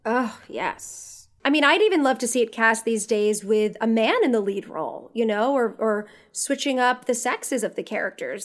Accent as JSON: {"language": "English", "area": "the Catskills", "region": "New York", "country": "United States", "said": "I'm from New York, I'm from the Catskills"}